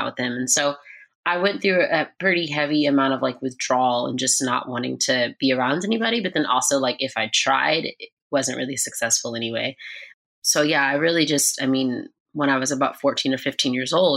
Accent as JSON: {"language": "English", "town": "Atlanta", "region": "Georgia", "country": "United States", "tie": "born or raised there", "also_born_or_lived": "Los Angeles, California", "said": "we moved to Atlanta, Georgia when I was about 1 year old. And I grew up in church"}